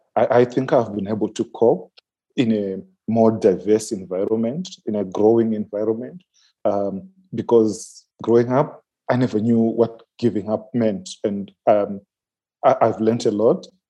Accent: Manicaland, Zimbabwe; I'm from the Manicaland province in Zimbabwe.

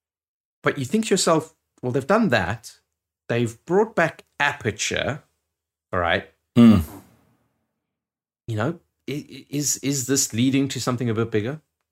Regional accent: South Dakota, United States; At my home state of South Dakota being mentioned, I'm biased

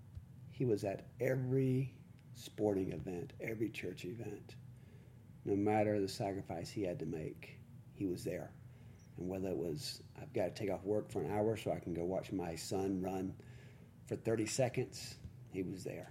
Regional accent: Jacksonville, Florida, United States; also born or lived in Provo, Utah; I'm originally from Jacksonville, Florida, an area there. Small town called Beggar County, Florida

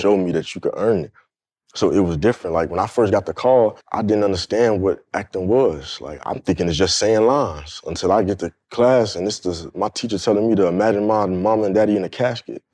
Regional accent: Fort Lauderdale, Florida, United States; I grew up in Fort Lauderdale, Florida, which is like twenty minutes from Miami

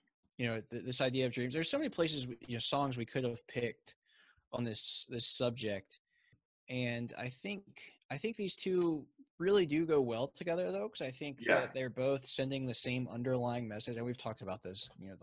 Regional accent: the South, United States; I'm from the South and we talk a little slower down here

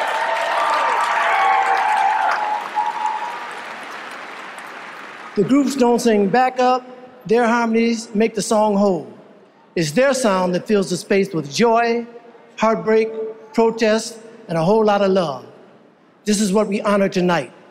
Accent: Detroit, Michigan, United States; my hometown of Detroit

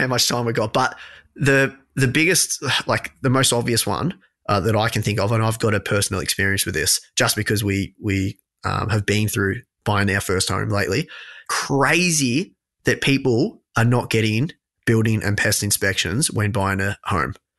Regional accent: Australia; also born or lived in London; my hometown

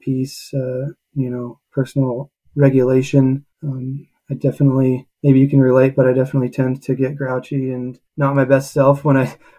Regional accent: Pittsburgh, Pennsylvania, United States; moved away as an adult; also born or lived in Utah; I grew up in Pittsburgh, Pennsylvania.

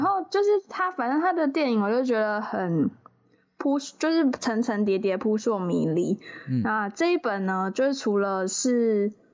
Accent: southern Taiwan, Taiwan; 可能我是南部人

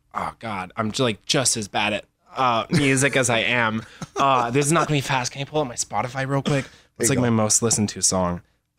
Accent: Phenix City, Alabama, United States; also born or lived in Los Angeles; I'm actually from like, if I had to pick a place, I'd say Phoenix City, Alabama, which is like a little tiny nowhere town.

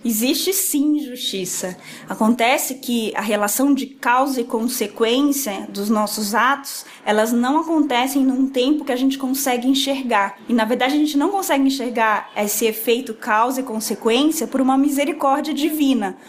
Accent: Rondônia, Brazil; moved away as an adult; now in São Paulo, Brazil; moro em São Paulo há 10 anos. Sou de Rondônia

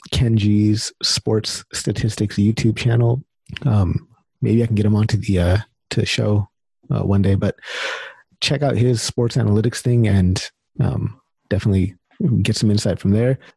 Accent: India; Sorry, I don't don't mean to be racist. I'm Indian too.

